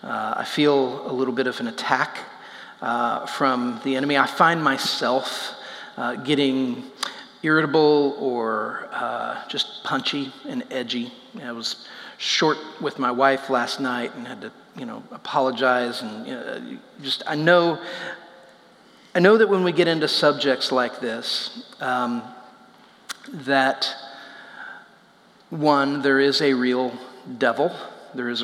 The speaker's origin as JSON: {"language": "English", "region": "Indiana", "country": "United States", "tie": "born or raised there", "said": "I grew up in Indiana, in a town that is just covered in cornfields"}